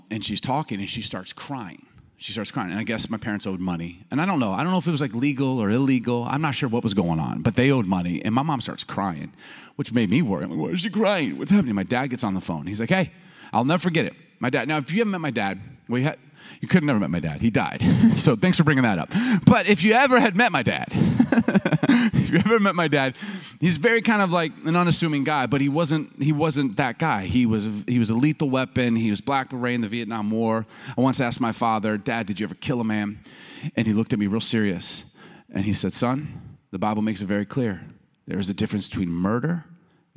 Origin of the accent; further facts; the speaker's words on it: United States; also born or lived in Chicago, Illinois / Baltimore, Maryland; We grew up in Chicago and Baltimore